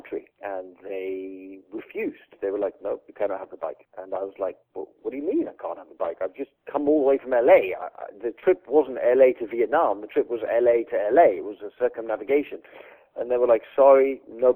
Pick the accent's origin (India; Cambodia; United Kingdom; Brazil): United Kingdom; England; I'm English.